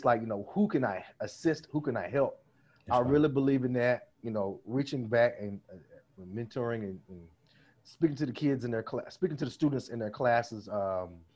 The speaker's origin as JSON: {"language": "English", "town": "Red Springs", "region": "North Carolina", "country": "United States", "said": "I'm from Red Springs, North Carolina. We don't get that type of exposure down there"}